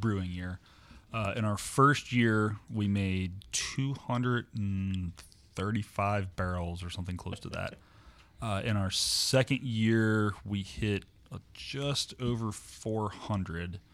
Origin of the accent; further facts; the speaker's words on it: Morrow, Ohio, United States; I grew up in Morrow.